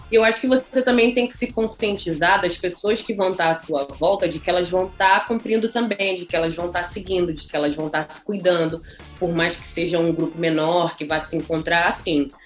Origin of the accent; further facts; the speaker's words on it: Brazil; moved away; eu venho do Brasil